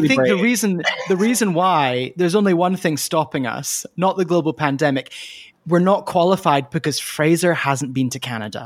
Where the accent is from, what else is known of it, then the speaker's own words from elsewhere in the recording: Scotland, United Kingdom; accent: Scottish; my Scottish accent